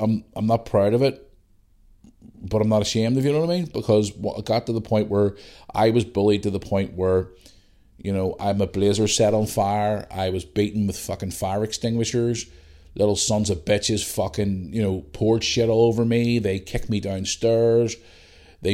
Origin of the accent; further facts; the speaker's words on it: Belfast, Northern Ireland, United Kingdom; also born or lived in Bangor; But growing up in Bangor, it was completely different. It was a new world for me. I was coming from Belfast where I was used to a different type of, or a certain type of life.